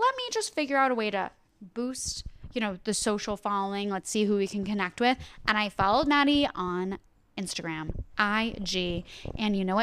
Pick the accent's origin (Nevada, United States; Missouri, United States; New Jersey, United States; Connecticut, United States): New Jersey, United States; moved away as an adult; also born or lived in Pennsylvania; I'm from New Jersey originally